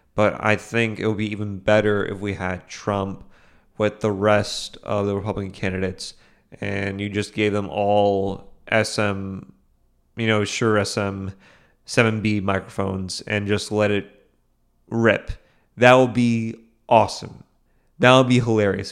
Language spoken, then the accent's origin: English; Boston, Massachusetts, United States; I grew up in Boston.